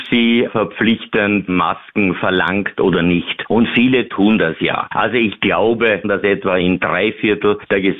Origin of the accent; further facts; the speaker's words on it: Austria; Wir in Österreich